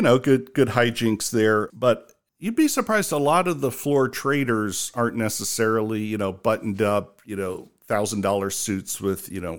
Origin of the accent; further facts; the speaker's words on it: Ohio, United States; moved away; also born or lived in New York; knowing I was from Ohio